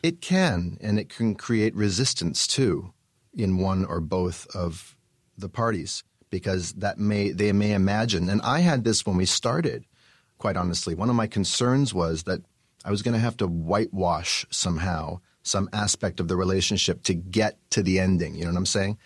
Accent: Vancouver, British Columbia, Canada; moved away as an adult; also born or lived in New York / Montreal; I was born and raised in Vancouver, British Columbia.

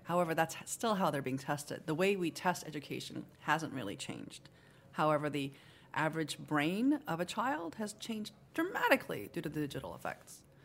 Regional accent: Seoul, South Korea; also born or lived in Japan; now in United States; I was born in Seoul

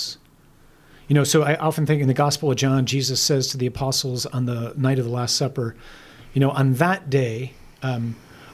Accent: United States; I'm an American

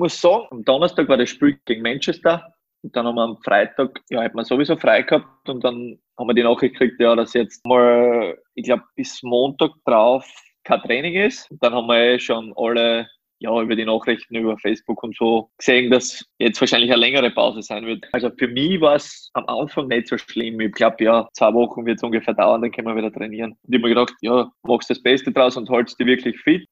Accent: Styria, Austria; moved away as an adult; now in Upper Austria, Austria; meine mein, mein Heimat, das ist natürlich die Steiermark, aber Oberösterreich ist auch für mich meine Wahlheimat

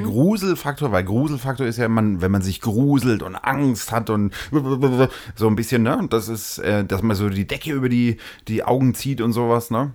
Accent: Franconia, Bavaria, Germany; wir sind ja aus Franken

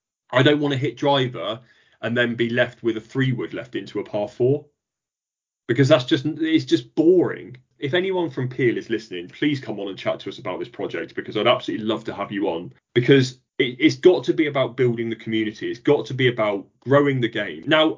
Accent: North West England, United Kingdom; the Ryder Cup was right on my doorstep where I grew up in Lancashire, and I watched the best players in the world.

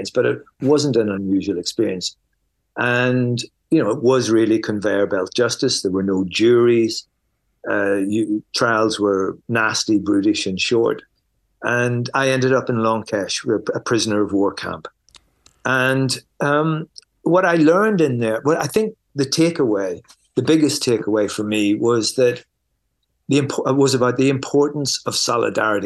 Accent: Belfast, Northern Ireland, United Kingdom; I grew up in Belfast at the height of the Troubles.

